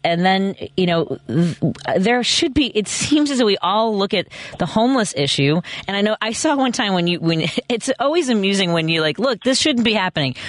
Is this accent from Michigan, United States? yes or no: no; Chicago, Illinois, United States; where I grew up in Norwood Park